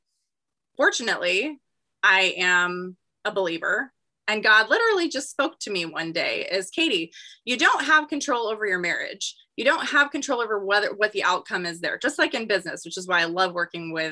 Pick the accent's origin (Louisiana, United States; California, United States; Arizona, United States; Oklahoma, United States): Arizona, United States; Gilbert; I'm born and raised in Arizona